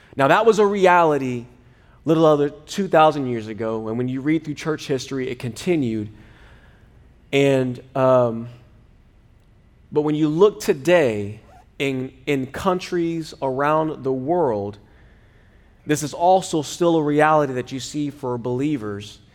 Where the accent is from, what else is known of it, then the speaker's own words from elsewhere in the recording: United States; I was born in America